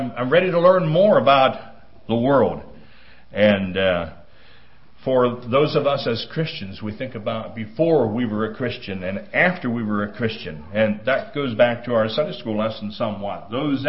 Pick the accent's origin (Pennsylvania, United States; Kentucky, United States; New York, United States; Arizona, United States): Pennsylvania, United States; accent: Pennsylvania; now in Minnesota, United States; I was born in Pennsylvania and moved to Minnesota. And actually, I've lived in Minnesota longer than I have in Pennsylvania.